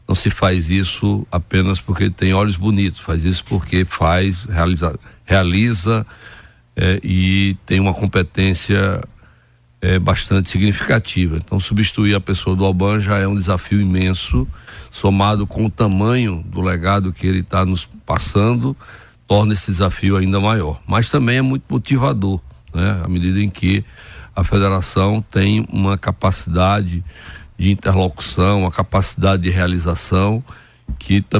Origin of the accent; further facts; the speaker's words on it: interior of Piauí, Brazil; moved away; sou lá do interior do Piauí, do sertão do Nordeste